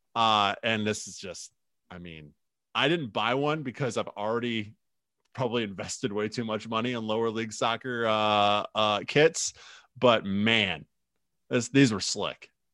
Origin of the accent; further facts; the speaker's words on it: United States; now in Twin Cities, United States; my hometown, back in the Quad Cities